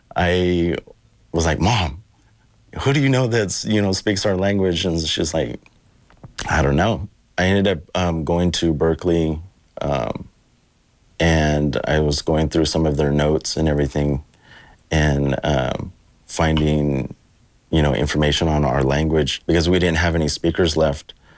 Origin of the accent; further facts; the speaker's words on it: Sebastopol, California, United States; I'm from the um, Ahjahjai people, the Pomo people from um, Sebastopol